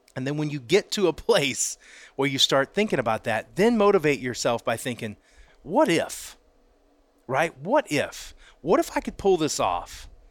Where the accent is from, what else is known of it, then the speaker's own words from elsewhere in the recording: Pensacola, Florida, United States; I grew up in Pensacola, Florida